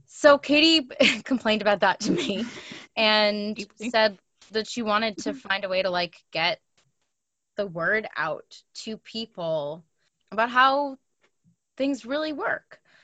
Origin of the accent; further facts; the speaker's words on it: New York City, New York, United States; moved away as an adult; also born or lived in Montreal; now in Toronto, Canada; I am also not a native Torontonian. I'm from New York City, but I've been in Toronto for almost 6 years.